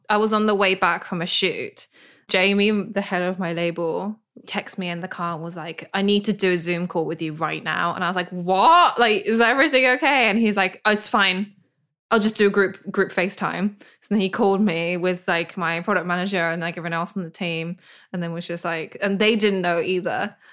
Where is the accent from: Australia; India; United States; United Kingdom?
United Kingdom; I'm British too.